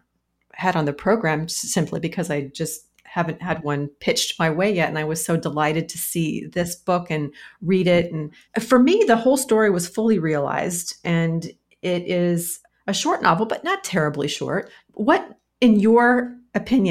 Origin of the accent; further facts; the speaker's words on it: Nebraska, United States; I grew up in Nebraska.